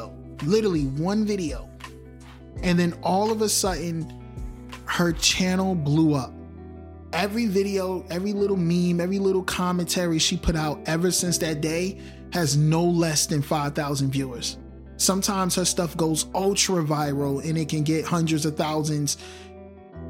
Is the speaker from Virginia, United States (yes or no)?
no; Newark, New Jersey, United States; I'm from Newark, New Jersey